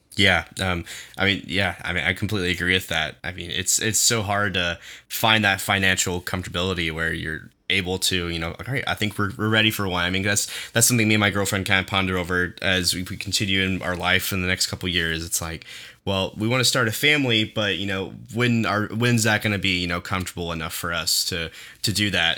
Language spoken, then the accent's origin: English; Owasso, Oklahoma, United States; growing up in Owasso